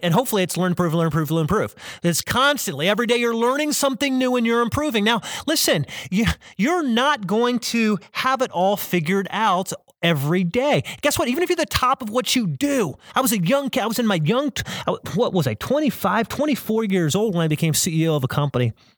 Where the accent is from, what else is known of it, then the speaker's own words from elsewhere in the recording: South Carolina, United States; I'm from South Carolina.